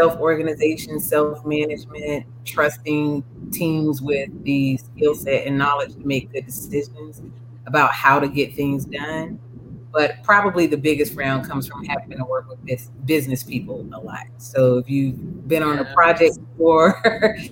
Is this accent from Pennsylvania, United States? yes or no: no; Durham, North Carolina, United States; I'm originally from Durham, North Carolina, Bull City for life